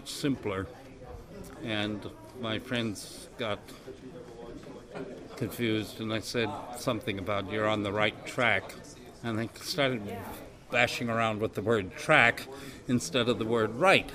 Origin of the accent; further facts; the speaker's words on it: United States; now in England; I'm American living in England, so my pronunciation is very suspicious